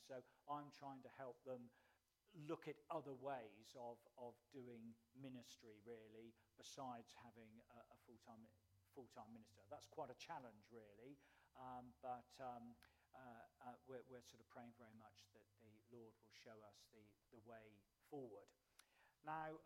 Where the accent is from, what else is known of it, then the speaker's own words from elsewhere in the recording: Salisbury, South West England, United Kingdom; moved away as an adult; also born or lived in London; now in Winchester, United Kingdom; I actually grew up in Salisbury, so I know the area very well